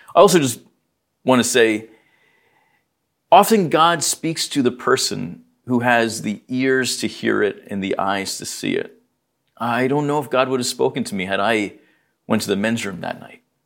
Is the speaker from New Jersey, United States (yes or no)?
yes; New Jersey, United States; I was born here in New Jersey